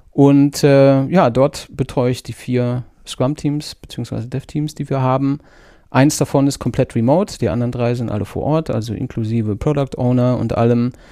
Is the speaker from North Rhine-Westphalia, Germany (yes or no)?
yes; North Rhine-Westphalia, Germany; now in Munich, Germany; Ähm, ich komme ursprünglich aus Nordrhein-Westfalen. Das hört man vielleicht an meinem nicht so krass vorhandenen Akzent.